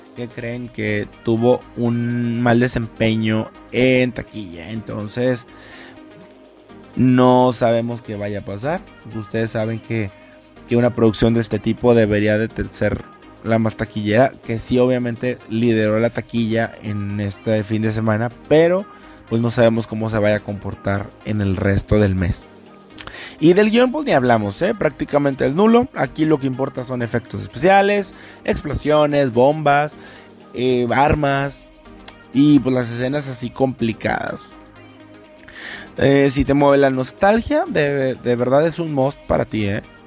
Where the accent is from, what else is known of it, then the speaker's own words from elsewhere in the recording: Ciudad Valles, San Luis Potosí, Mexico; now in Monterrey, Mexico; yo no soy de aquí de, Monterrey, yo soy de San Luis Potosí, de Ciudad Valles específicamente